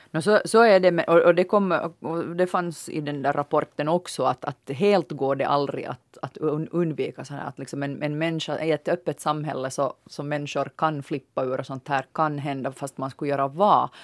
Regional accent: Finland; vi finländare

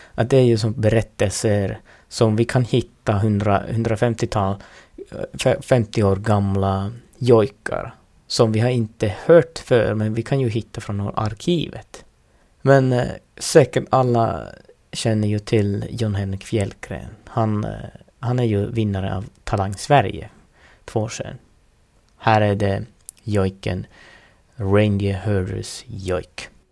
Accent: Lapland, Finland; first language Northern Sami; Swedish is a second language; så brukar vi tänka här i Finland

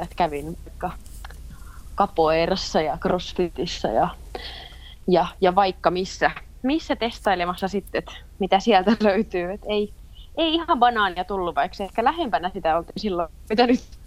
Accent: Eura, Satakunta, Finland; also born or lived in Kuopio; now in Turku, Finland; pitkälti lapsuuteni mä oon viettänyt Eurassa

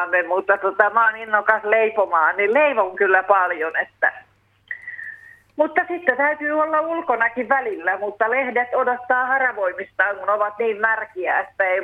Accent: Finland; born there; Me kiitän joka ilta luojani, että mä oon syntynyt Suomessa

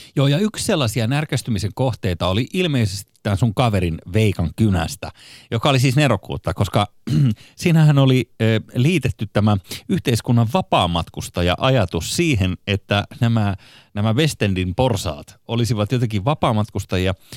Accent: Espoo, Uusimaa, Finland; itse olen Kirstinmäestä, eli voisi sanoa, että Espoon keskuksen viereisestä

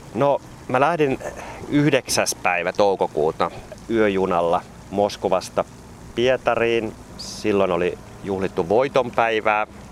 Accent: Kouvola, Kymenlaakso, Finland; moved away as an adult; also born or lived in Elimäki, Finland / Moscow, Russia; Tämä on mun niin kun lapsuuden koti. Mä oon syntynyt tuossa Korjalla, Elimäellä, joka on nyt jo osa Kouvolaa ja sitten muuttanut viidennelle luokalle ihan tänne Kouvolaan

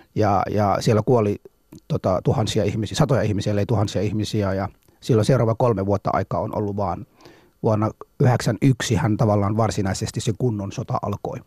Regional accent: Mogadishu, Banadir, Somalia; Finnish is a second language; now in Finland; Mogadishussa kyllä synnyin silloin ja elänyt siellä, kunnes sitten se sota alkoi

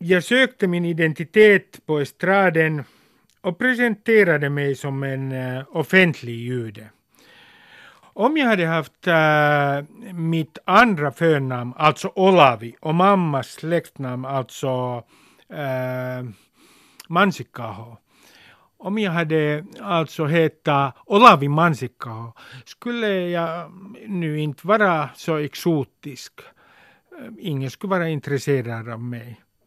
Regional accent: Helsinki, Uusimaa, Finland; När jag var 16 läste jag första delen av Henrik Tikkanens gatutrilogi i mitt källarrum i Nummis.

